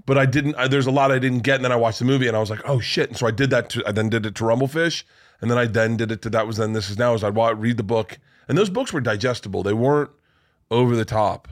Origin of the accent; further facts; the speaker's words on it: Florida, United States; I grew up in Florida